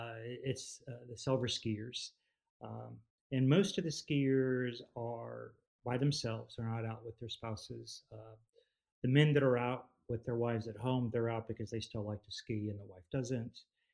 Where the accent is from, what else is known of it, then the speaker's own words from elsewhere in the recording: Texas, United States; We refereed games together in the town we grew up in outside of Austin, Texas, where my kids grew up in.